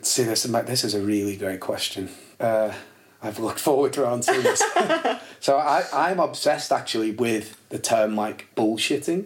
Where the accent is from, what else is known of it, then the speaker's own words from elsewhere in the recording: Warrington, North West England, United Kingdom; also born or lived in Liverpool; we moved to Warrington